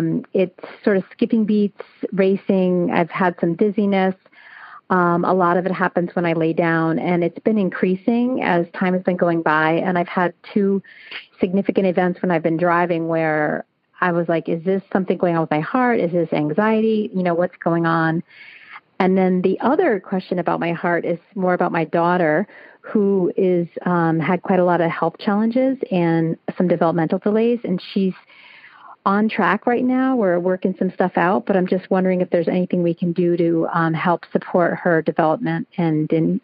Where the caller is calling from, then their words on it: Springfield, Massachusetts, United States; I am calling from Western Mass.